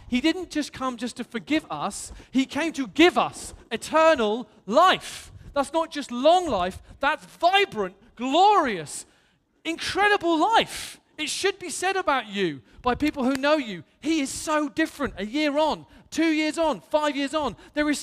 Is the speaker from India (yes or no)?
no; England, United Kingdom; I'm blessed to come from England